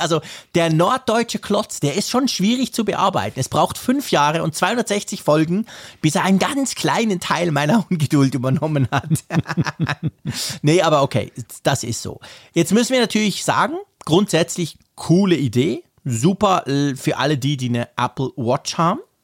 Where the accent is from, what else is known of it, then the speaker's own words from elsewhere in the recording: Switzerland; Bei uns in der Schweiz